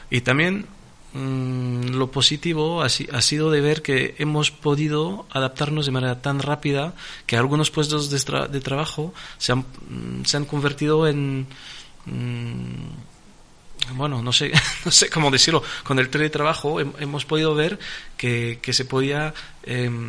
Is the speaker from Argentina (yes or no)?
no; France; Spanish is a second language; francés, porque soy francés, es mi país de nacimiento, es mi país de, eh, de corazón y soy un un francés a 400%, pero también soy un español.